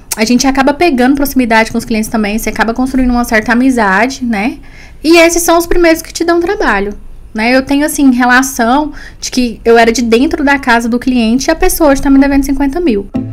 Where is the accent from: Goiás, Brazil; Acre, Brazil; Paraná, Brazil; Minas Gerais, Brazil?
Goiás, Brazil; Sou goiana.